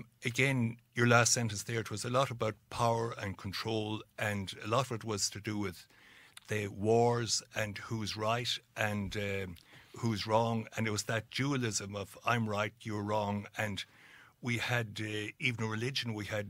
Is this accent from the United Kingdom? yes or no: yes; Dungiven, Northern Ireland, United Kingdom; where I grew up in Dungiven, we gave ourselves auto-suggestions to feel miserable.